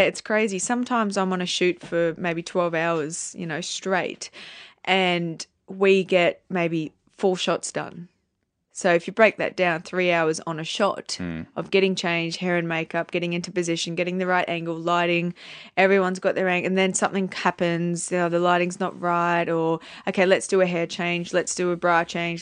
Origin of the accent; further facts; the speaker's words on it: Townsville, Queensland, Australia; moved away as an adult; also born or lived in New York; I come from Townsville.